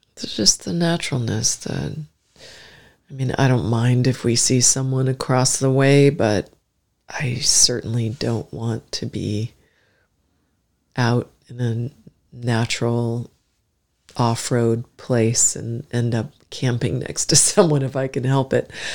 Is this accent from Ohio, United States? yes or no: no; Alaska, United States; moved away; growing up in Alaska